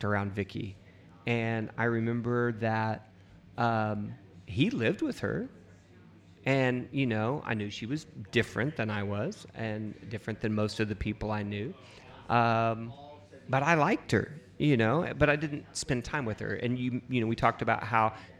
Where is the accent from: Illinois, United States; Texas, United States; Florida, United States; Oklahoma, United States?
Oklahoma, United States; Hooker; grew up in Hooker, Oklahoma. I'm a proud graduate of Hooker High